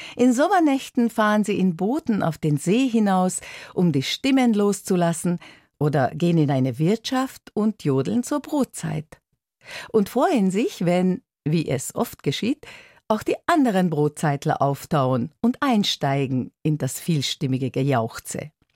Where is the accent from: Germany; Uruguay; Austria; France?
Germany; Dießen am Ammersee, Bavaria; bei uns in Diesen am Ammersee, bayerisches Voralpenland, 50 Kilometer von München